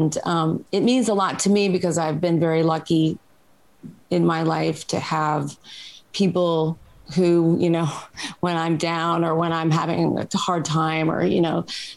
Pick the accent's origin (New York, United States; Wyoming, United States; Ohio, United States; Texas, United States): New York, United States; New York City; now in Los Angeles, United States; I'm from New York and I grew up with a lot of different